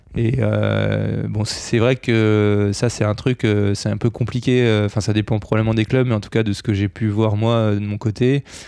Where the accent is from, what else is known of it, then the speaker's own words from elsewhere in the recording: near Bordeaux, Nouvelle-Aquitaine, France; Dans le sud-ouest, parce que je viens de pas loin de Bordeaux